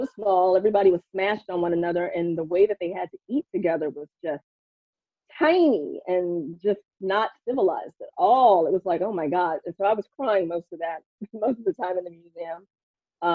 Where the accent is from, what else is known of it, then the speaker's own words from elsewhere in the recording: Houston, Texas, United States; moved away; also born or lived in New York; Growing up in Texas